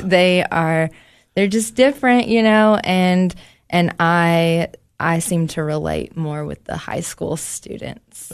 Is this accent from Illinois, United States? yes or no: no; Knoxville, Tennessee, United States; moved away as an adult; now in Cookeville, United States; I'm from Knoxville